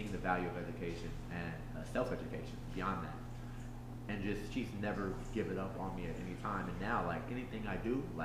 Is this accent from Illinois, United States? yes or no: yes; Aurora, Illinois, United States; I am from Aurora, Illinois. I was born and raised here.